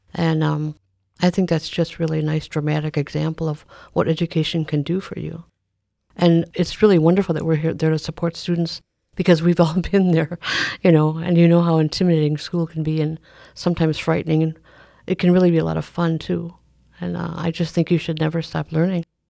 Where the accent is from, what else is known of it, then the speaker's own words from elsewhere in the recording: Milwaukee, Wisconsin, United States; also born or lived in Oneida, Wisconsin; I am actually born and raised in Milwaukee as well